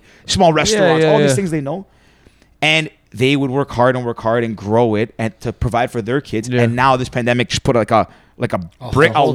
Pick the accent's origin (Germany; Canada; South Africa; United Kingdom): Canada; Toronto, Ontario; I grew up on the Danforth there in the East End